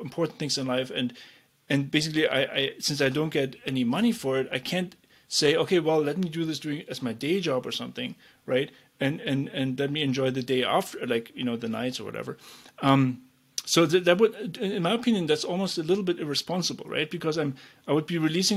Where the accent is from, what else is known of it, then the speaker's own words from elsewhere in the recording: East Germany, Germany; I grew up in East Germany